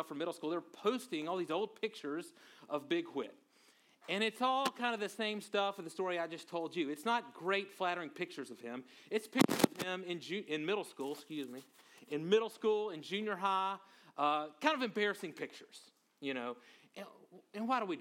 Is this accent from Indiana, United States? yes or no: no; Monroe, Louisiana, United States; I grew up in North Louisiana in a town called Monroe, Louisiana